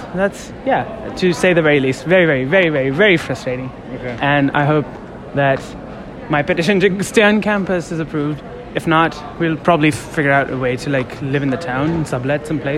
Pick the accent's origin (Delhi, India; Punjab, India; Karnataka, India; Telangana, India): Delhi, India; New Delhi; moved away as an adult; I'm a junior. I'm from New Delhi, India